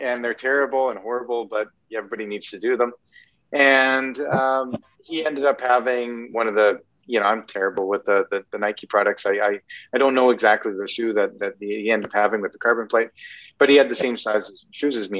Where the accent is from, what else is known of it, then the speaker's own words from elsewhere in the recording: Canada; I'm Canadian